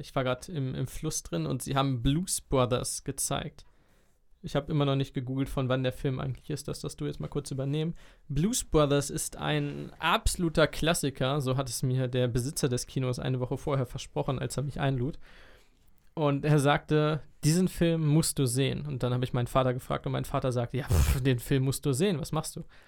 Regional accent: Germany; ich als Deutscher

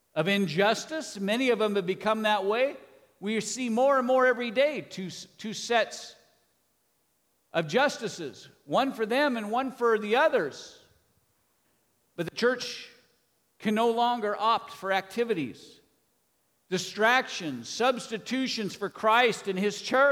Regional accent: United States

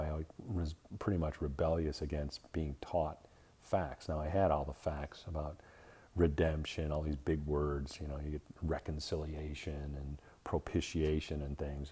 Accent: Midwest, United States; now in Arizona, United States; I'm Irish background from the Midwest

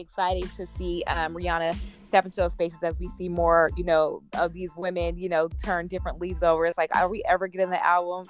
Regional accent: Las Vegas, Nevada, United States; we're from Vegas

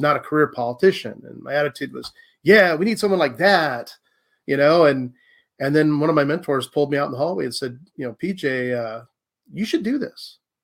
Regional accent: Pendleton and Prineville, Oregon, United States; also born or lived in Louisiana; I'm from Louisiana. I'm 100% Cajun. And my family actually moved to Oregon in the fifth grade. So I grew up in Pendleton and then Prineville, Oregon

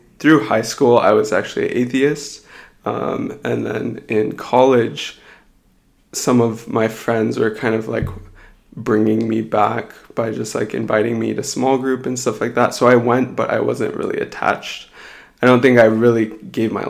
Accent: Colorado, United States; moved away as an adult; also born or lived in Houston, Texas; now in Seattle, United States; I was born and raised in Colorado

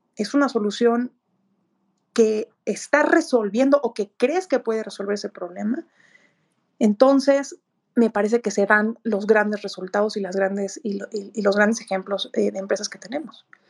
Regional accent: Mexico; como mexicana

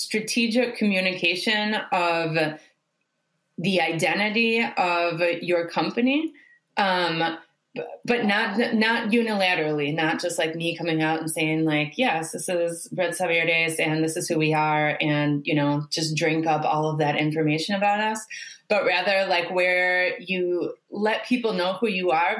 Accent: Milwaukee, Wisconsin, United States; moved away as an adult; now in Chile; I'm originally from Milwaukee, Wisconsin

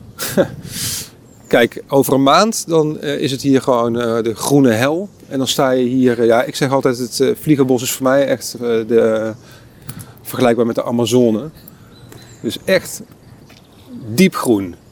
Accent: Eindhoven, North Brabant, Netherlands; ik kom zelf uit Eindhoven

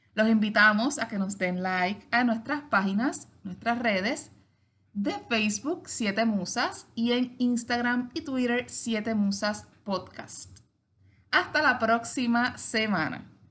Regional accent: Puerto Rico; lo que nos caracteriza a nosotros como puertorriqueños

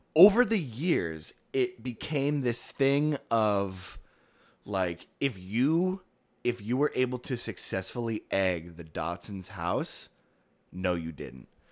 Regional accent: West Milford, New Jersey, United States; moved away; my hometown of West Milford, New Jersey

